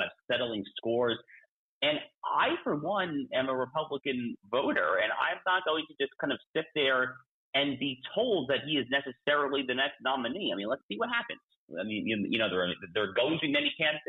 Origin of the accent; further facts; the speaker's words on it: New York, United States; also born or lived in Colorado; now in Florida, United States; my home state, I think, if I remember correctly, your home state as well, New York State